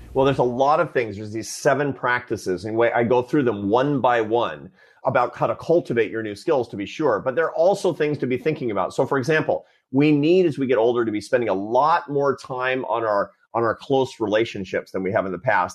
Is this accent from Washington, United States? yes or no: yes; Seattle, Washington, United States; born or raised there